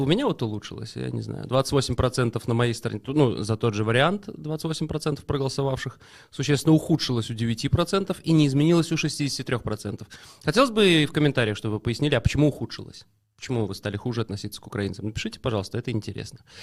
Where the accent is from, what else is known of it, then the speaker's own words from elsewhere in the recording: Belarus; мы, несчастные белорусы